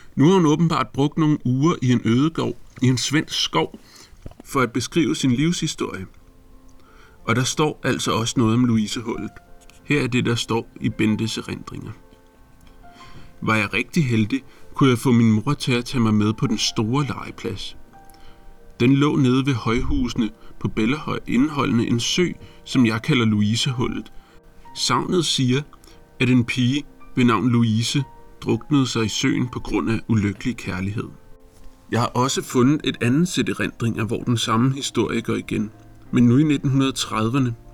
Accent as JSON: {"language": "Danish", "town": "Copenhagen", "region": "Capital Region of Denmark", "country": "Denmark", "tie": "born or raised there", "said": "På nær et par afstikker sydpå til Italien har jeg faktisk altid boet i Brøndshøj"}